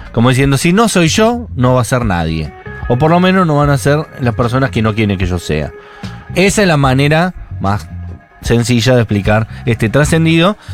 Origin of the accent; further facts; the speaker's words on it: Buenos Aires, Argentina; somos porteños céntricos